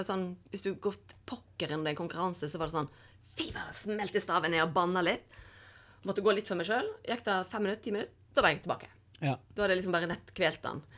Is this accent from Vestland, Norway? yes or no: yes; Voss, Vestland, Norway; now in Oslo, Norway; men det er jo sånn hver gang jeg hadde vært hjemme på Voss og kom tilbake til Oslo igjen, jeg bodde her.